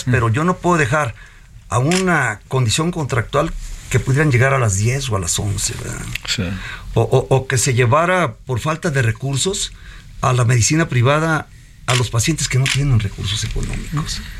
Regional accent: Mexico; Tal vez soy el mexicano que más ha corrido la media en salud.

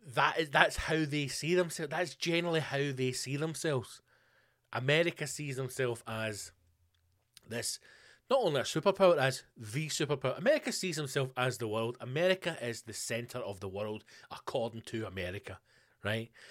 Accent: Scotland, United Kingdom; I'm obviously a Scottish person

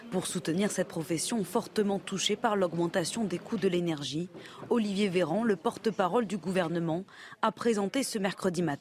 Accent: Belgium; Moi, je suis belge et c'est 67 ans l'âge de la retraite.

